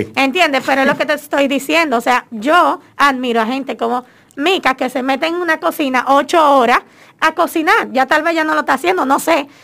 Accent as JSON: {"language": "Spanish", "country": "Dominican Republic", "said": "cómo somos los dominicanos"}